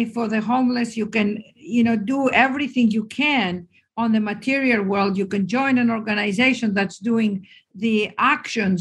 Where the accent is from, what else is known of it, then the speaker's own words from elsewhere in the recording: Greece; moved away; I'm Greek.